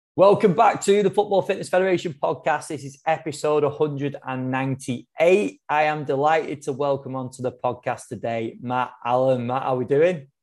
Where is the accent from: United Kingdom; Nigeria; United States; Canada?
United Kingdom; England; as an Englishman